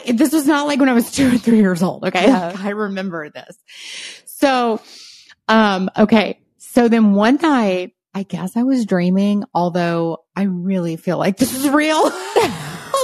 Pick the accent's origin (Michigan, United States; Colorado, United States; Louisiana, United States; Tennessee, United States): Louisiana, United States; we did not have a fireplace in our house, where I grew up in Louisiana